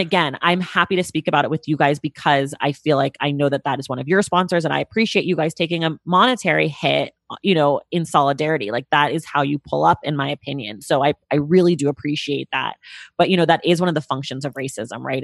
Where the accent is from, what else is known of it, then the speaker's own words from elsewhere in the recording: Oakland, California, United States; also born or lived in New York; now in Los Angeles, United States; my hometown of Oakland